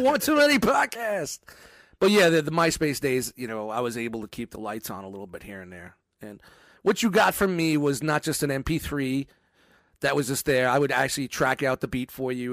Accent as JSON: {"language": "English", "town": "New York City", "region": "New York", "country": "United States", "tie": "born or raised there"}